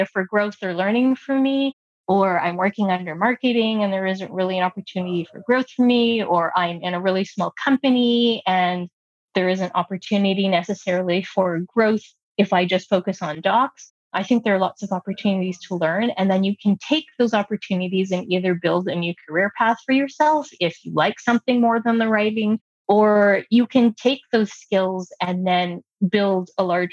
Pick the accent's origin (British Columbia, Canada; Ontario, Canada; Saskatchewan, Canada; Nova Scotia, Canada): Ontario, Canada; Toronto; first language English; growing up in Toronto, we have a really diverse population